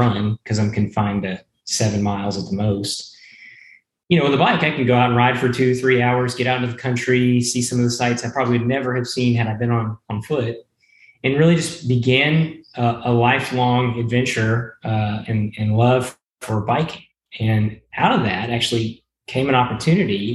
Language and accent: English; Conway, Arkansas, United States; also born or lived in Shreveport, Louisiana / Bryan-College Station, Texas; we shortly moved up to Central Arkansas after that, where I spent most of my life, 20 years of it, in Conway, Arkansas